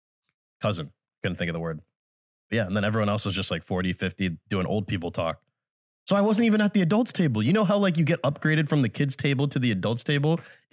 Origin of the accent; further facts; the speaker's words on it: Richmond, Virginia, United States; moved away as an adult; now in Los Angeles, United States; I'm from Richmond.